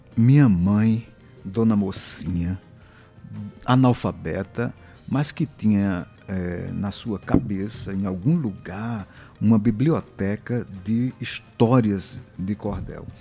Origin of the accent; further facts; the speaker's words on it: Areia, Paraíba, Brazil; lá em Areia, onde eu nasci